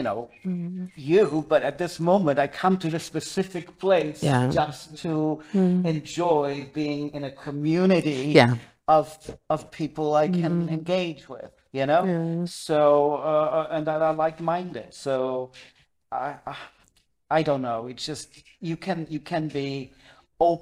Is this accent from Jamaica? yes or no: no; Germany; moved away as an adult; also born or lived in New York; now in Wales, United Kingdom; when I grew up in Germany